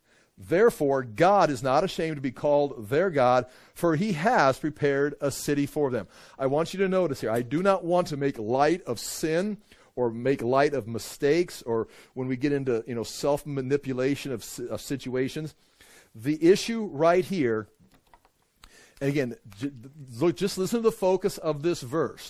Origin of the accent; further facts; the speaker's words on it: United States; I'm an American